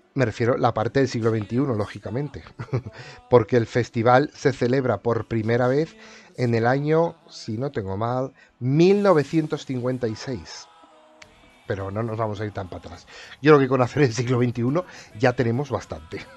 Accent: Spain; soy español

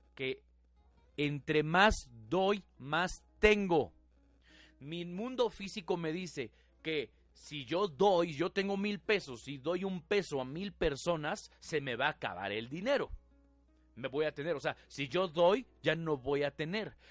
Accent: Mexico; la mayoría de nosotros estamos educados, diseñados eh, a nivel cultural, ¿sí? Nuestra idiosincrasia, más como mexicanos, a la religión

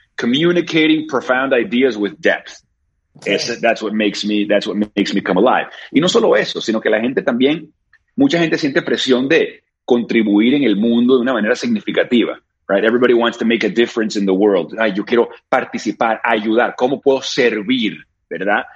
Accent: Caracas, Capital District, Venezuela; yo me crié en Caracas, Venezuela. I was born in Venezuela

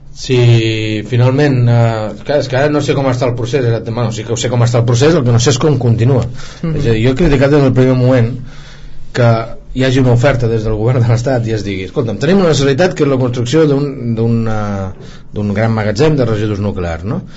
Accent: Catalonia, Spain; volem opinar com a, com a catalans i catalanes

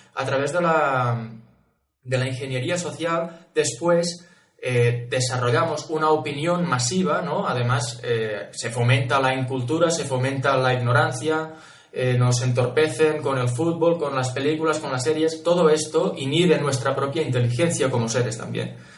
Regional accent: Catalonia, Spain; yo soy catalán

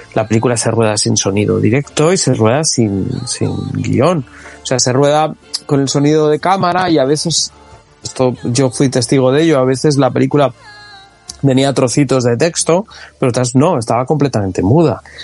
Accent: Community of Madrid, Spain; Aunque yo soy madrileño, pero yo vivía en un pueblo

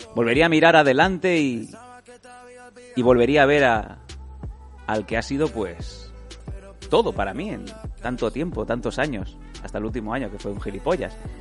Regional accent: Esparreguera, Catalonia, Spain; born or raised there

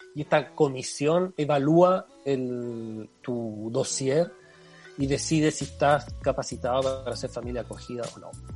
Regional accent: Chile; moved away as an adult; also born or lived in Barcelona, Spain / Canet de Mar, Spain; now in Brussels, Belgium; como chileno, pedí los trámites, los, papeles a Chile

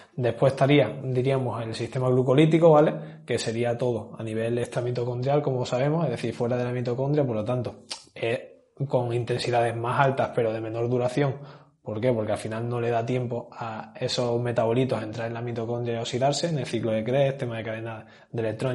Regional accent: Granada, Andalusia, Spain; soy de Granada

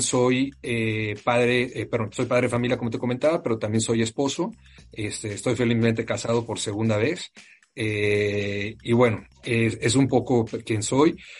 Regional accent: Mexico City, Mexico; moved away; also born or lived in Monterrey; Soy eh, mexicano, eh, orgullosamente nacido en la Ciudad de México

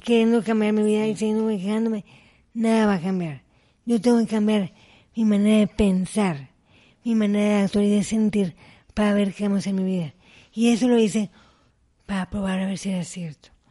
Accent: Mexico; fui la primera mexicana en competir en esa competencia

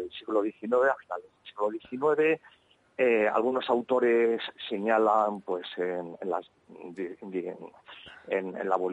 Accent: Navarre, Spain; como Navarro, pues quería eh, estudiar el, el vasco en su conjunto

